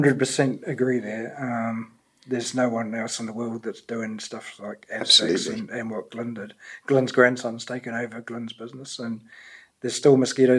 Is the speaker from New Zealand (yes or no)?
yes; New Zealand